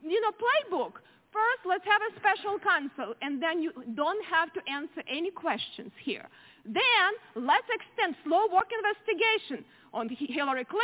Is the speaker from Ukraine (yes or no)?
yes; Ukraine; now in United States; I grew up in very similar country, Ukraine now